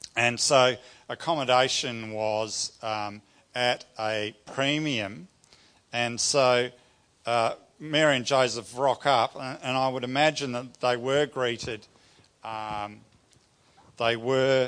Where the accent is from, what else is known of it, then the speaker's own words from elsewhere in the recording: New Zealand; I grew up in New Zealand with my family.